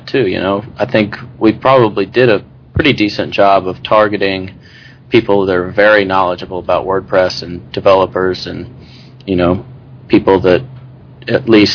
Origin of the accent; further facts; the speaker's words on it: Birmingham, Alabama, United States; in Birmingham, my hometown